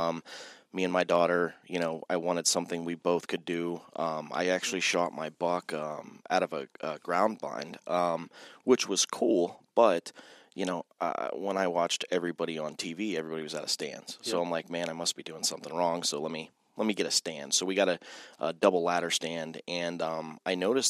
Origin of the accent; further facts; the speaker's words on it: Austintown, Ohio, United States; also born or lived in Youngstown; I'm from Youngstown, born and raised, we'll talk technically Austintown